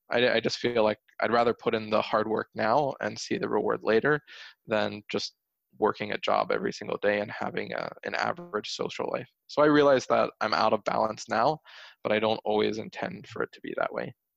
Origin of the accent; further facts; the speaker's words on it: Pennsylvania, United States; I grew up in Pennsylvania